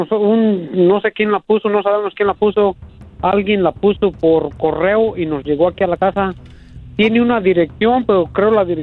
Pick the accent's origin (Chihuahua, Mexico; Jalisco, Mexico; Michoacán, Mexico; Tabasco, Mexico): Michoacán, Mexico; La Piedad; Yo, yo soy de La Piedad, Michoacán.